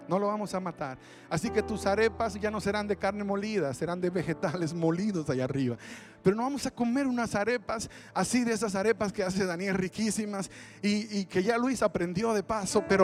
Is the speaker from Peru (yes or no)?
no; Dominican Republic; now in Texas, United States; Bueno, venimos de Texas, pero somos de República Dominicana.